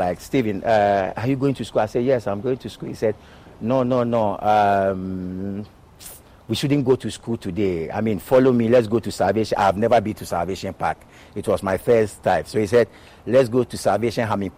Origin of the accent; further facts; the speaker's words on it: Accra, Greater Accra, Ghana; moved away as an adult; I was born in Choco, grew up in Choco